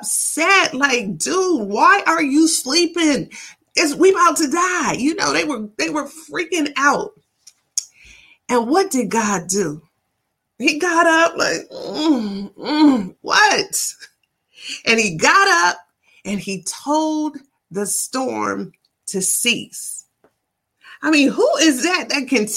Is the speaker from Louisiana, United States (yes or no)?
no; Ann Arbor, Michigan, United States; when I was young in my hometown of Ann Arbor, Michigan